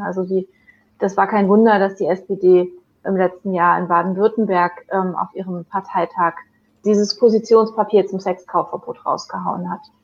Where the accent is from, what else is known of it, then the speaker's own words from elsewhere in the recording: Chile; now in Germany; in meine alte Heimat nach Chile